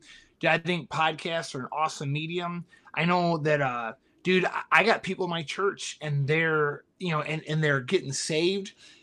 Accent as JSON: {"language": "English", "region": "Midwest", "country": "United States", "said": "I love the Midwest. I'm from the Midwest, but we can't sit in the Midwest and watch the coasts just fall into hell."}